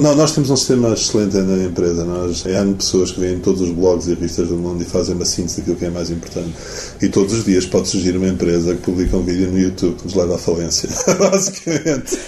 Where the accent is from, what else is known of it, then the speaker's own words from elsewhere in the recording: Portugal; also born or lived in United States; sou português